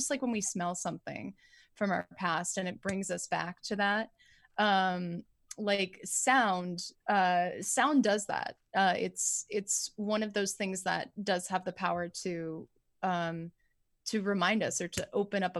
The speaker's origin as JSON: {"language": "English", "region": "California", "country": "United States", "said": "I'm from Southern California."}